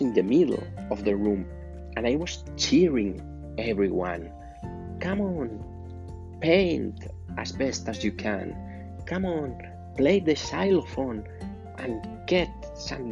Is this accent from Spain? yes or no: yes; Spain; English is a second language; I'm from Spain